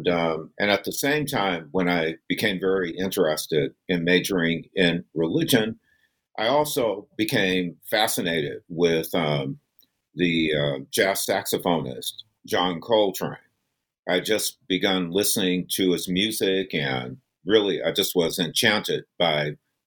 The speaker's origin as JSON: {"language": "English", "region": "East Coast", "country": "United States", "tie": "born or raised there", "said": "from where I grew up on the East Coast"}